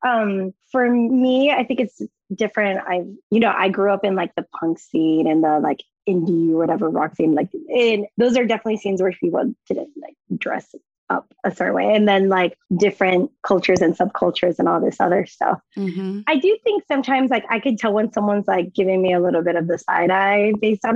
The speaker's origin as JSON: {"language": "English", "country": "Mexico", "moved": "yes", "said": "I was from Mexico"}